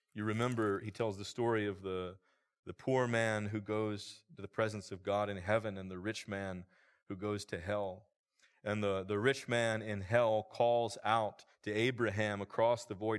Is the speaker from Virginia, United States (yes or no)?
yes; Roanoke Valley, Virginia, United States; I grew up in a church here in the Roanoke Valley